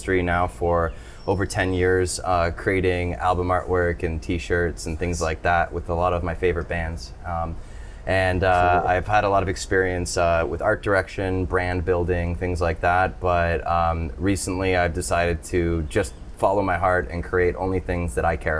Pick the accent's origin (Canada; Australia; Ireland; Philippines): Canada; Toronto, Ontario; now in Nosara, Costa Rica; I am originally from Toronto